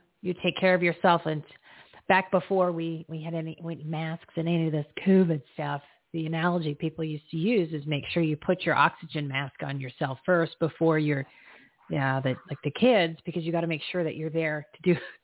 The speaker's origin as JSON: {"language": "English", "region": "New Jersey", "country": "United States", "said": "we're both from New Jersey"}